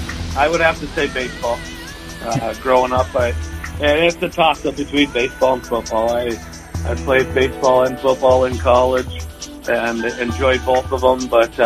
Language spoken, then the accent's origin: English; Red Lake Falls, Minnesota, United States; moved away as an adult; also born or lived in Twin Cities area, Minnesota; now in Lakes Country, Minnesota, United States; growing up in Red Lake Falls on the river and stuff, we did a lot of catfishing and stuff like that. But, you know, moving over here to Lakes Country